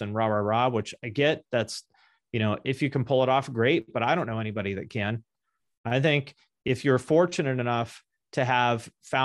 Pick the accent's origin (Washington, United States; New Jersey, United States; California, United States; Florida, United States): Washington, United States; Seattle; also born or lived in Ohio; now in Seattle, United States; I'm from Seattle originally